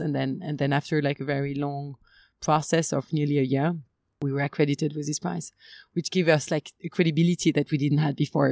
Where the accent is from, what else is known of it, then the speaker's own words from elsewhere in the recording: Limoges, Nouvelle-Aquitaine, France; moved away; also born or lived in Paris / Kenya; I was born in Limoges and I was like mostly raised there until I um, went to like boarding school and then and then study